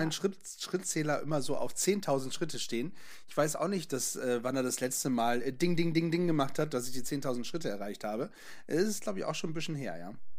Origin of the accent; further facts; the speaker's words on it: Northern Germany, Germany; hier bei uns im Norden